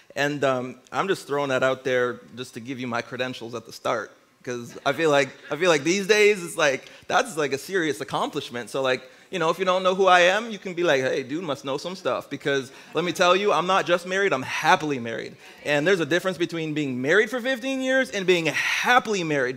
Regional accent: Windsor, Ontario, Canada; moved away as an adult; now in Niagara region, Canada; I'm originally from Windsor, Ontario

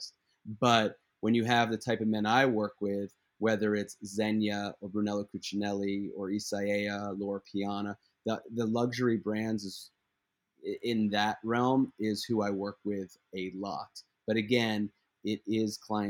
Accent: Philadelphia, Pennsylvania, United States; I'm from Philadelphia

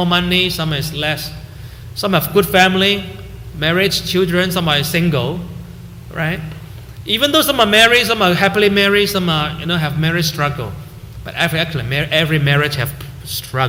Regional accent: Hong Kong; moved away as an adult; also born or lived in Canada; now in Vancouver, Canada; every time I go there, I call my old classmates in high school

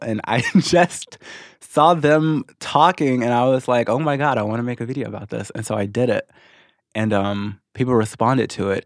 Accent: Missouri, United States; moved away as an adult; also born or lived in Arkansas; now in Los Angeles, United States; I moved to Missouri when I was six. And then I was there ever since until about two and a half years ago when I moved to L

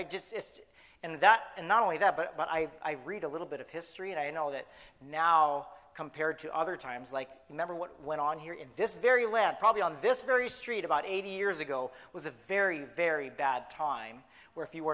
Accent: San Clemente, California, United States; moved away as an adult; Actually, I left San Clemente in 1998 to go to college

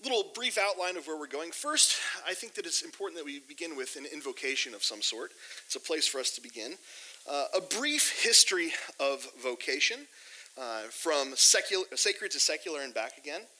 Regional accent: Sao Paulo, Brazil; I grew up in Sao Paulo, Brazil. My mom and dad do church planting. They currently live in Portugal. My brother and sister live down in Brazil.

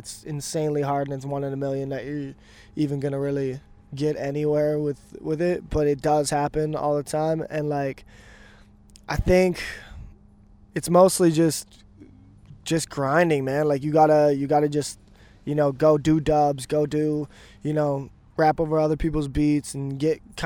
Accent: Vernon, British Columbia, Canada; now in Vancouver, Canada; I'm originally from Vernon, BC

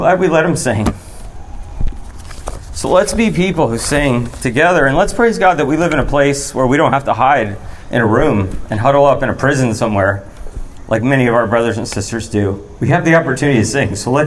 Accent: United States; also born or lived in Florida / Georgia; now in North Carolina, United States; I grew up in Florida and Georgia

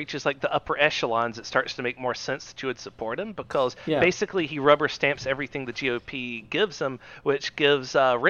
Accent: Southeast Georgia, United States; we're white males from Southeast Georgia that are Democrats.

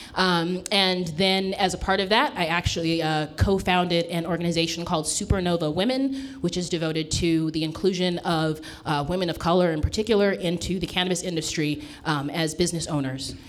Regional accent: Southern California, United States; moved away as an adult; now in Oakland, United States; I'm a California girl, born and raised from Southern California, and moved here uh, about 15 years ago up to the Bay Area

